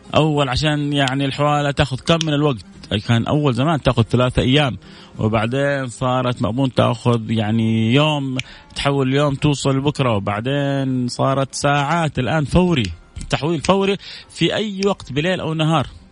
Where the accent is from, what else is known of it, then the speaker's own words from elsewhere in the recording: Saudi Arabia; احنا كذلك يعني كسعوديين